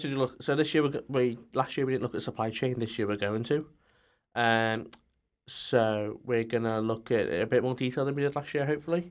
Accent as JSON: {"language": "English", "area": "near Liverpool", "region": "North West England", "country": "United Kingdom", "said": "I'm from The Whittle, which is near Liverpool"}